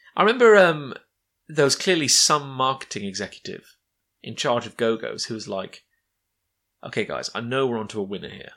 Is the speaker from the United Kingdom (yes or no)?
yes; United Kingdom; a kid growing up in Britain, as, as we both did